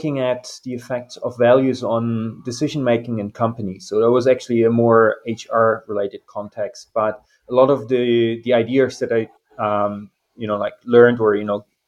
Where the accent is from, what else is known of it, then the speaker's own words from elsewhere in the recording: eastern Germany, Germany; moved away as an adult; also born or lived in United Kingdom / New Zealand; now in Rio de Janeiro, Brazil; I was born in Germany, the eastern part